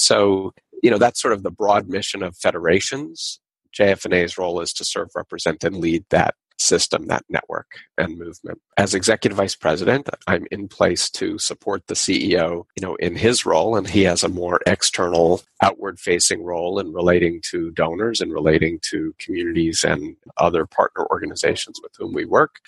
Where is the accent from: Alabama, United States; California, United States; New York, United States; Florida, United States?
New York, United States; Long Island; We used to go to Soviet Jewry rallies and the Israel parades in New York City growing up on Long Island